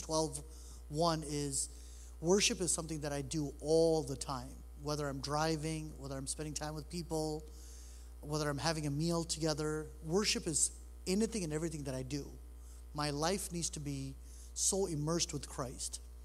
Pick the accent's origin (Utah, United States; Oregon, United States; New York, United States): New York, United States; New York City; now in Michigan, United States; I was born in New York City. Uh, I've been in Michigan now for 25 years